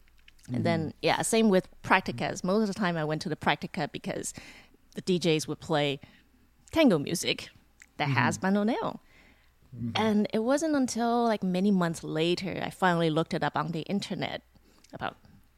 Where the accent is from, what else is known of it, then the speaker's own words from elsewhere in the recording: Taiwan; moved away; My hometown was in Taiwan, so I had to go back to Taiwan and wrap things up.